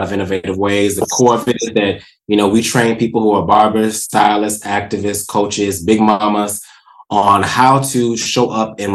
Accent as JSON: {"language": "English", "region": "the South", "country": "United States", "said": "I am a Southerner"}